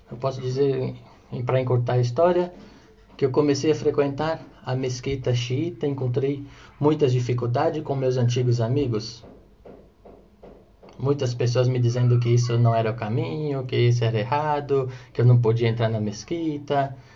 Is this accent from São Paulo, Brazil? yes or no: yes; Guarujá, São Paulo, Brazil; also born or lived in Ubatuba / São Sebastião; eu tenho 36 anos, sou do litoral de São Paulo, da cidade de Guarujá, eu nasci em Ubatuba, litoral norte, mas fui criado minha vida toda na cidade de Guarujá